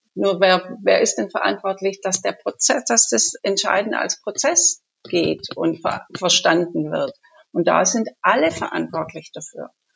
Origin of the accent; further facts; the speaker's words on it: Munich, Bavaria, Germany; ich komme aus München